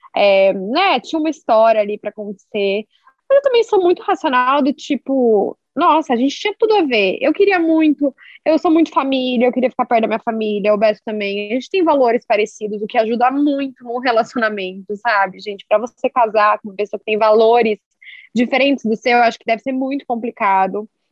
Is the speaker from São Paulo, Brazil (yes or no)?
no; Londrina, Paraná, Brazil; na minha cidade natal, assim, né? Nós dois somos de Londrina.